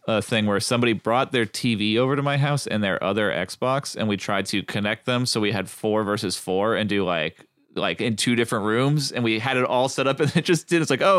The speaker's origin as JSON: {"language": "English", "region": "New Hampshire", "country": "United States", "tie": "born or raised there", "moved": "yes", "said": "I grew up in New Hampshire. Northeast."}